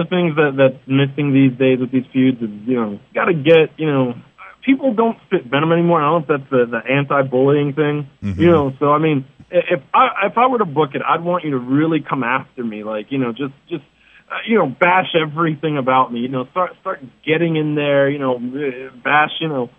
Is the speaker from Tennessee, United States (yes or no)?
no; New York City, New York, United States; now in Atlanta, United States; originally I'm from New York City. I currently reside in Atlanta.